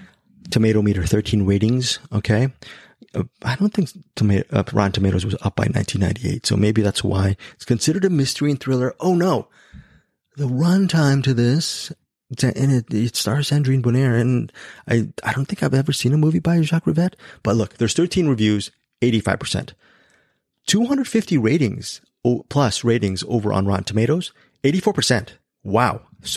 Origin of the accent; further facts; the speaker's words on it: Philippines; So, I am very ashamed because I am Filipino.